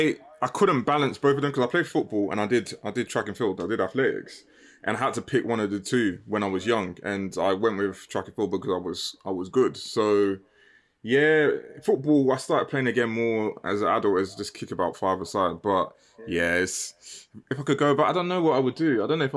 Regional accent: London, United Kingdom; No, I'm from London.

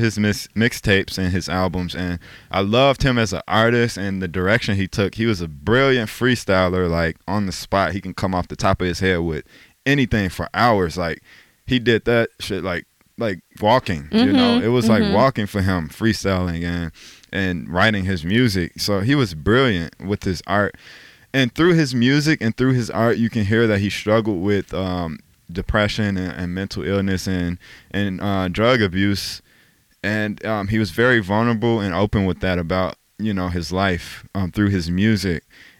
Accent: Chicago, Illinois, United States; He grew up in one of the areas that I spent a lot of time

